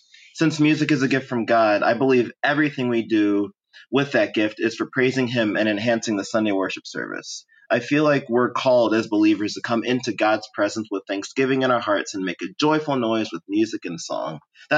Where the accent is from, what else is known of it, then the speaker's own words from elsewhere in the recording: Royal Oak, Michigan, United States; moved away as an adult; I'm 27 years old. I was born in Royal Oak, Michigan. Spent my formative years there before going away to college at Asbury University.